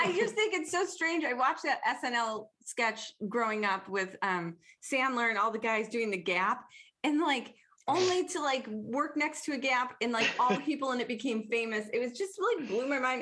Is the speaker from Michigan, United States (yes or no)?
yes; Detroit, Michigan, United States; accent: Detroit; I'm from Detroit. We have a weird accent.